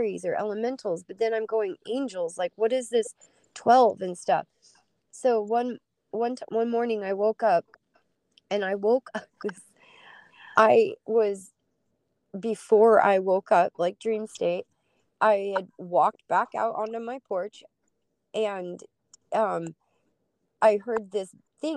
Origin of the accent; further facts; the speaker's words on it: Utah, United States; now in Alaska, United States; I grew up in Utah, and every time a storm would come in, you smell this sulfuric smell that comes off the Great Salt Lake